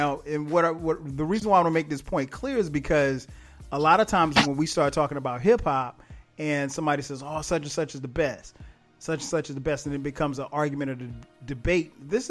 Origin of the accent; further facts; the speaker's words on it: the South, United States; So yeah, we're both from the South, so I thought it would be dope, man, if we came on and talked about some hip hop.